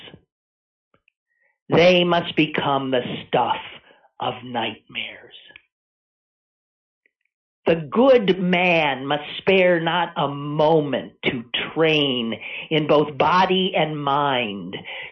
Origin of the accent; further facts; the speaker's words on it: Green Bay, Wisconsin, United States; moved away as an adult; I grew up in Green Bay, Wisconsin